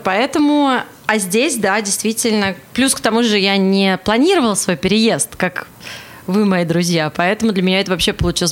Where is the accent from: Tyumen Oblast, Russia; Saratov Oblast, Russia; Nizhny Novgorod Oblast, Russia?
Nizhny Novgorod Oblast, Russia; Nizhny Novgorod; moved away as an adult; also born or lived in Saint Petersburg, Russia / Moscow, Russia / Vancouver, Canada; now in Toronto, Canada; я из России, родилась в Нижнем Новгороде, потом переехала в Санкт-Петербург. Из Санкт-Петербурга переехала в Москву, из Москвы переехала в Ванкувер, в Канаду, из Ванкувера переехала в Торонто